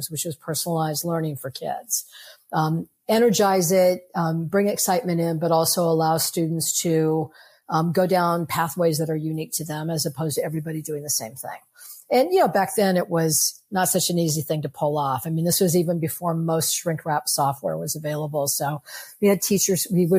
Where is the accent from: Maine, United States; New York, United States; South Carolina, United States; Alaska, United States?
New York, United States; New York City; I'm a New Yorker